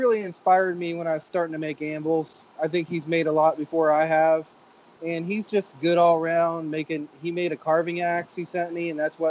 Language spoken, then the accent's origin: English; Ohio, United States; I'm from Ohio